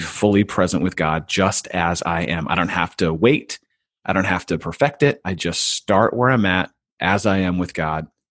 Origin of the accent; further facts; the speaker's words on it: California, United States; I grew up in California, so I applied to one school, a state school